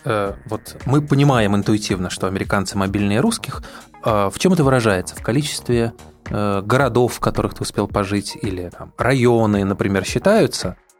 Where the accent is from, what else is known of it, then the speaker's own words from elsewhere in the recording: Saint Petersburg, Russia; now in Moscow, Russia; Я родился в Ленинграде, живу в Москве